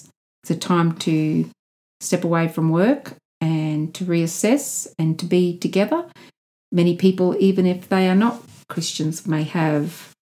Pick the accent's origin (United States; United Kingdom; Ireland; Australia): Australia; my parents are both Russian, but I was born here in Australia, so I see myself as an Australian of Russian descent.